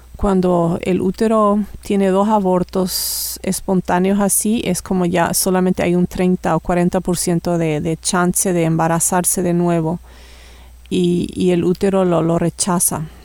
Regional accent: Paraguay; moved away as an adult; now in Canada; hace casi cuatro años que vivimos por Canadá y originalmente soy de Paraguay también

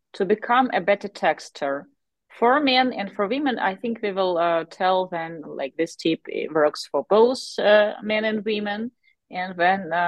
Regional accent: Kharkiv, Kharkiv Oblast, Ukraine; English is a second language; we are from Kharkov, Ukraine, and we are bilingual, so we speak Ukrainian and Russian back home

